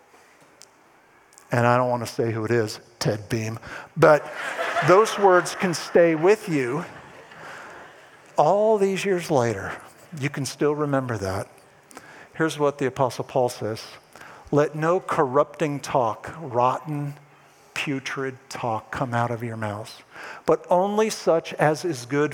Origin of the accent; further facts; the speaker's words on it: East Coast, United States; moved away; I'm originally from the East Coast